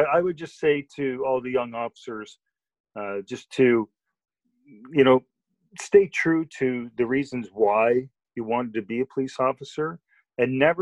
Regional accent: Bowmanville, Ontario, Canada; I had one role model in particular that I grew up with in Bowmanville

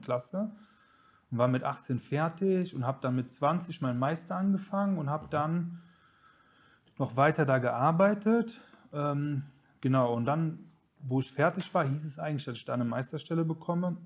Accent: Kettig, Rhineland-Palatinate, Germany; also born or lived in Herrenberg, Baden-Württemberg; das ist das Dorf, wo ich aufgewachsen bin, so ein kleines 3000 Einwohner-Dorf. Ja, da bin ich aufgewachsen.

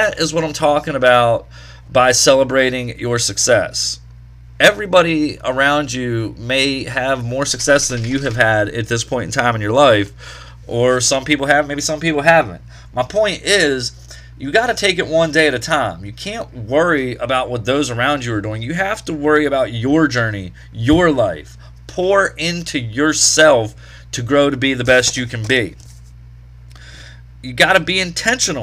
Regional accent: Wheeling, West Virginia, United States; here in the Wheeling area, Chili Cook-Off is coming up Saturday, July the 2nd. One of my favorite events here in my hometown

